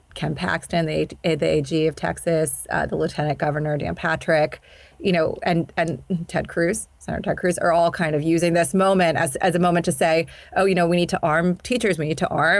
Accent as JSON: {"language": "English", "country": "Indonesia", "tie": "born or raised there", "also_born_or_lived": "Sudan / Pakistan", "said": "I grew up in Indonesia and Sudan. I'm Pakistani, and I went to an international school"}